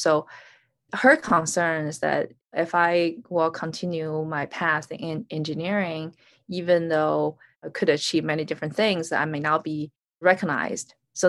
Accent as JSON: {"language": "English", "region": "North China", "country": "China", "tie": "born or raised there", "also_born_or_lived": "Beijing", "said": "I was born in Beijing, and at the age of two, I started travel with my parents, different cities in North China."}